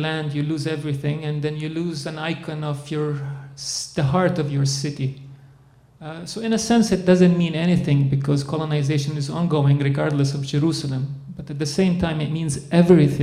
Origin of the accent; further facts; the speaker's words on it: Dubai, United Arab Emirates; now in Winnipeg, Canada; I'm born in Dubai to a Palestinian Christian Arab father